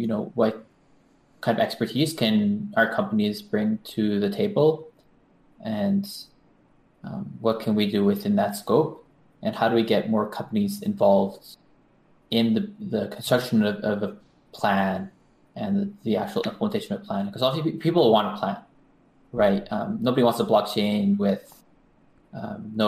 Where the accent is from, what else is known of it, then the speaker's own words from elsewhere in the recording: Canada; also born or lived in United States; now in Japan; I was born in Canada